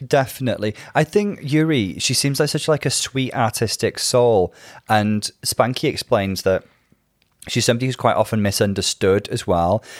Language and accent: English; Bangor, Wales, United Kingdom; now in Liverpool, United Kingdom; my hometown is Bangor in North Wales